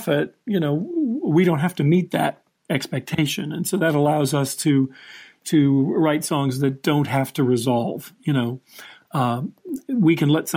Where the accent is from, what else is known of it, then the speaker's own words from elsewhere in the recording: Los Angeles, California, United States; I'm from Hollywood